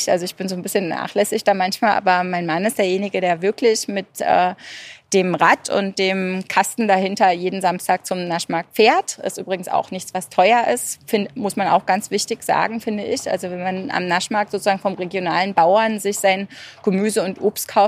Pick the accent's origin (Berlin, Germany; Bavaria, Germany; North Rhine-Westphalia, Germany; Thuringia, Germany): Berlin, Germany; moved away; also born or lived in England / Italy; ich komme ursprünglich aus Berlin und ich hatte den äh, Luxus sozusagen mir selber genommen, weil ich aus Ostberlin komme